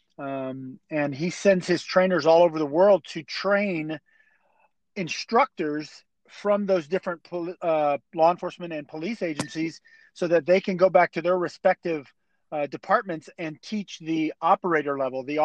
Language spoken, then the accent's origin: English; East Coast of Florida, United States; I grew up on the East Coast of Florida